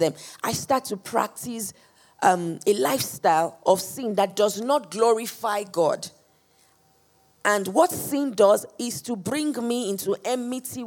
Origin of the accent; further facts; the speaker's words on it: Nigeria; So I'm Nigerian, or I'm born Nigerian.